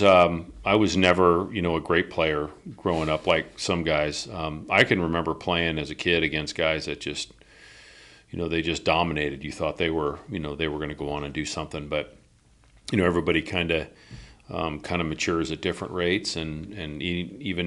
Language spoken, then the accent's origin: English; Bellevue, Washington, United States; also born or lived in Cincinnati, Ohio / Northern Virginia / Vancouver; we moved out to the Seattle area in Bellevue in 72, and that's where I grew up. Those are my growing up years.